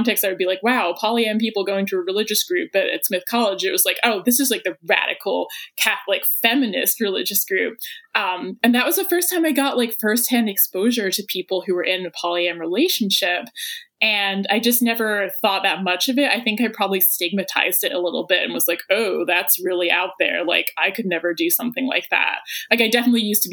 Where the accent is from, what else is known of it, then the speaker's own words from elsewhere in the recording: England, United Kingdom; now in Athens, United States; I am based in Athens, Georgia, and I'm from England originally